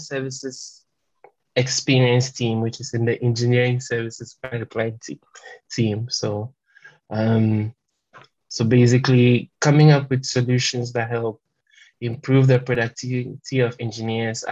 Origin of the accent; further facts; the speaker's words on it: Kwamosu, Eastern Region, Ghana; first language French; English is a second language; I come from a small village called Kwamosu, which is in the eastern region.